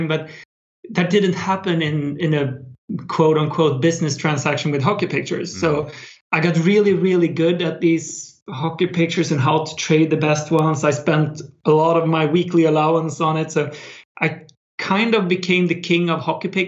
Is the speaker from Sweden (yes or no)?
yes; Sweden; build websites for small local businesses in my hometown in Sweden.